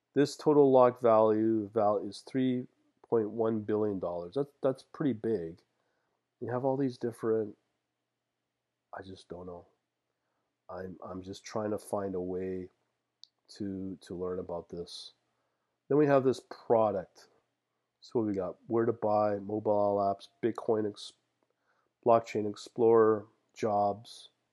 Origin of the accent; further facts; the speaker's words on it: Canada; as a Canadian